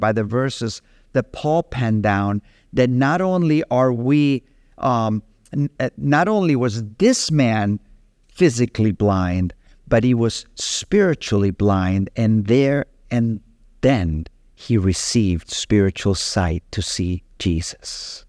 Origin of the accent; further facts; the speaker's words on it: Capdepera, Balearic Islands, Spain; I remember as a young boy growing up in Capdepera and my best friend being a Christian